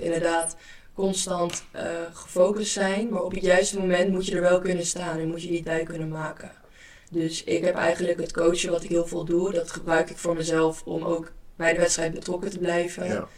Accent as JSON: {"language": "Dutch", "area": "Amsterdam area", "region": "North Holland", "country": "Netherlands", "also_born_or_lived": "Belgium", "said": "in de regio waar ik vandaan kom, Amsterdam en omstreken, dan zijn we nogal direct"}